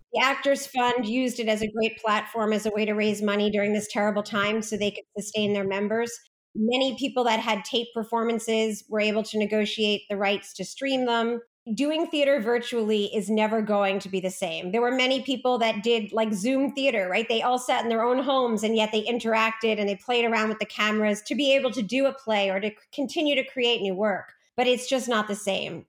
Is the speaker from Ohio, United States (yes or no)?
no; New York, United States; I grew up in New York